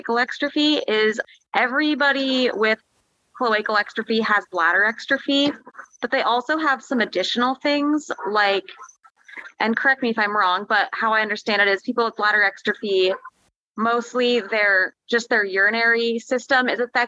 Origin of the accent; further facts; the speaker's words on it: Sarasota, Florida, United States; So I was born in Florida. I was born in Sarasota.